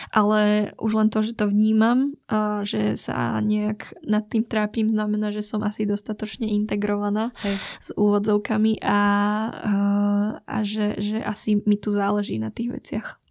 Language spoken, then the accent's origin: Slovak; Slovakia; also born or lived in Vietnam (ancestry)